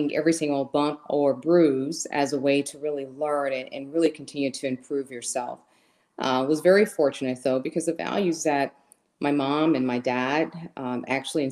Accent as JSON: {"language": "English", "town": "Huntsville", "region": "Alabama", "country": "United States", "tie": "born or raised there", "moved": "yes", "said": "I was actually born and raised in a small town in Alabama called Huntsville, Alabama"}